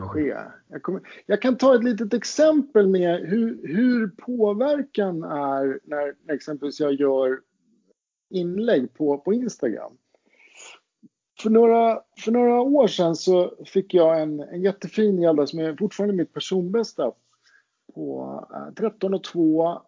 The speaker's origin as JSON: {"language": "Swedish", "area": "Roslagen", "region": "Stockholm County", "country": "Sweden", "said": "jag kommer ju från Roslagen"}